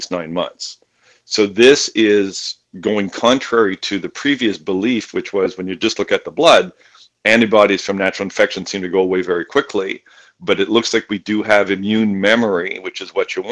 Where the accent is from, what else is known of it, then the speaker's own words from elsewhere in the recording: Canada; now in United States; my home country of Canada